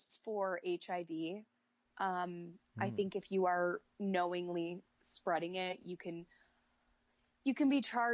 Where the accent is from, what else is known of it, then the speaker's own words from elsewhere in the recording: Iowa, United States; I grew up in Iowa. There's nothing to do here